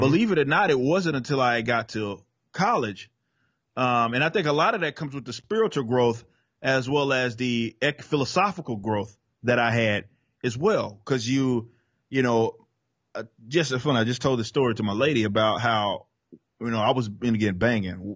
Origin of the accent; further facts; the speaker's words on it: Dallas, Texas, United States; accent: Southern; I was born and raised in Dallas, Texas